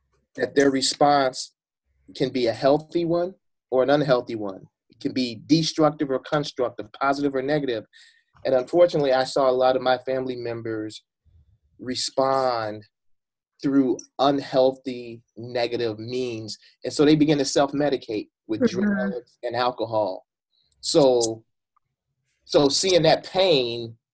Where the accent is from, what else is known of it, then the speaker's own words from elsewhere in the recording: Chicago, Illinois, United States; I grew up in Chicago. I grew up on the west side of Chicago.